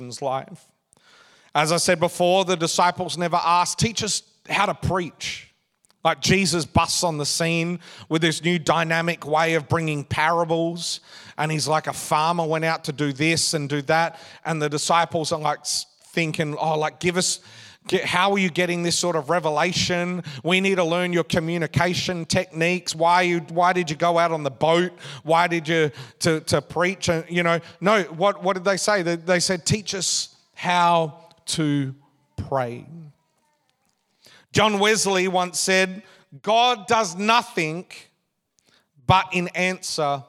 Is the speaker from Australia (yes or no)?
yes; Australia; I get this Australian passport quite simply because I'm an Australian citizen.